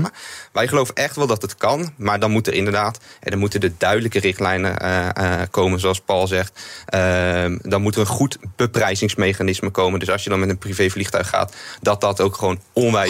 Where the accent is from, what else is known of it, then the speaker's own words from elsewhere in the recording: Netherlands; in Nederland als Nederlanders